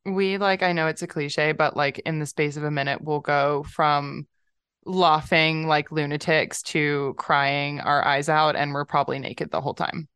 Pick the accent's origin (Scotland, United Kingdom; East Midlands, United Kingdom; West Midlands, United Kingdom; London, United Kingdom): London, United Kingdom; moved away; also born or lived in California; I'm from London, but I lived in California for a long time